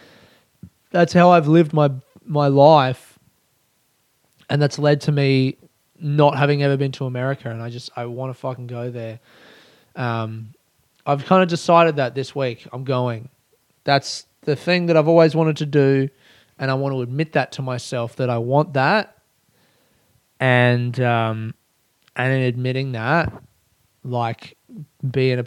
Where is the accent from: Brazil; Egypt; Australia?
Australia; as an Australian